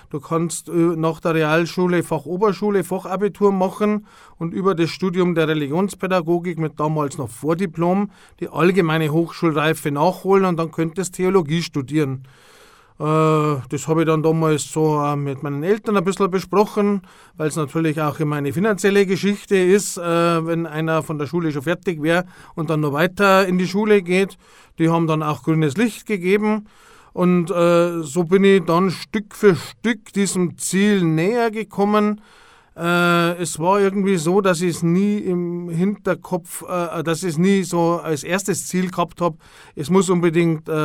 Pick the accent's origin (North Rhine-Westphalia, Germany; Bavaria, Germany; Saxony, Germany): Bavaria, Germany; Altötting; natürlich als gebürtiger Altöttinger lernst du erst einmal alles, was so rund um die Wallfahrt ist und das ganze Wallfahrtsgeschehen automatisch kennen.